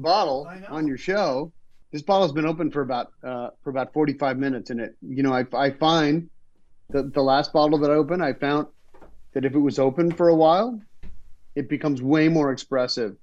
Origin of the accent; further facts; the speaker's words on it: Canada; moved away; also born or lived in Los Angeles; as a Canadian